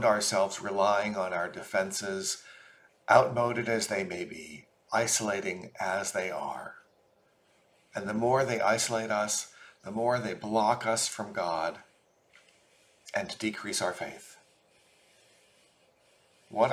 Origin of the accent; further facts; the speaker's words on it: Portland, Oregon, United States; I grew up in Portland, Oregon, and attended St. Michael and All Angels Episcopal Church throughout my childhood